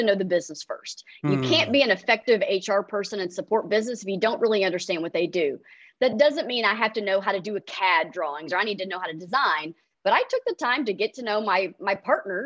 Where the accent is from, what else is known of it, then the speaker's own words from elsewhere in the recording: Irving, Texas, United States; also born or lived in Austin, Texas; So I grew up in Irving, Texas. So I am a native Texan